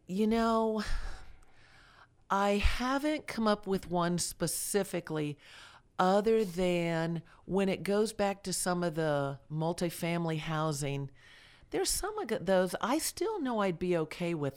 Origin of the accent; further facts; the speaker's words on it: Delray Beach, Florida, United States; moved away as an adult; also born or lived in Georgia; now in Villa Rica, United States; I grew up in Delray Beach, Florida, that's, uh, well, I was born there, so I was a native Floridian